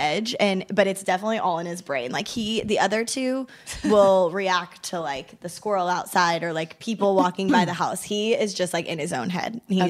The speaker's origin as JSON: {"language": "English", "town": "Kansas City", "country": "United States", "said": "I'm from Kansas City"}